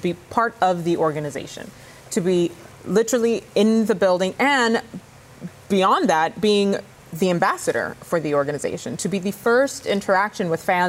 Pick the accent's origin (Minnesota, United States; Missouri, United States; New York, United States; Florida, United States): Florida, United States; moved away; Oh, man. I mean, growing up in South Florida, being on the sidelines for them as a Miami Dolphins cheerleader, you can't just, you know, divorce your team because you left the state.